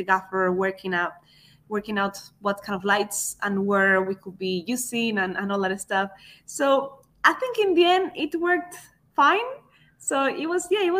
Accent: Spain; now in United Kingdom; I was still from Spain

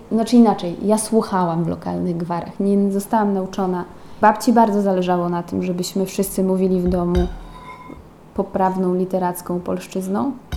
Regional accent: Podlaskie Voivodeship, Poland; also born or lived in Poznań; ja czuję, że jestem stąd i, i, tu dobrze się czuję.

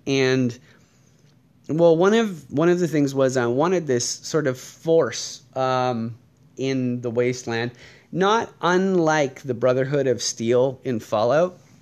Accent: Canada

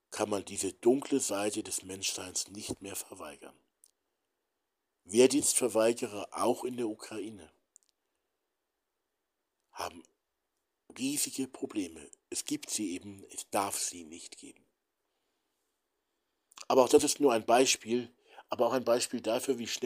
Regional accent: Hamburg, Germany; Aber warum hat man Städte mit Zivilisten wie Hamburg, ich bin ja Hamburger, Hamburg, Dresden, Nürnberg, Berlin zerbombt?

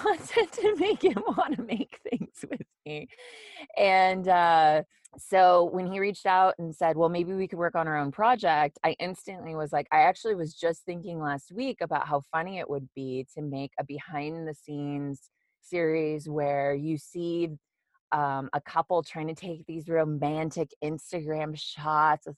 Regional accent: United States; I'm from the United States

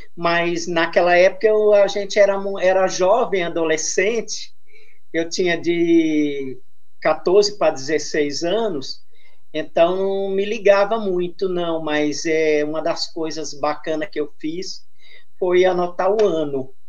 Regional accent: Santos, São Paulo, Brazil; Eu sou de Santos, litoral paulista

